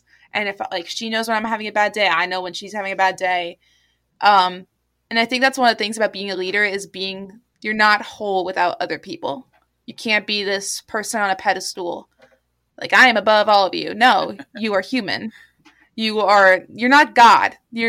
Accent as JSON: {"language": "English", "town": "New York City", "region": "New York", "country": "United States", "said": "I'm from New York City. I always say New York City."}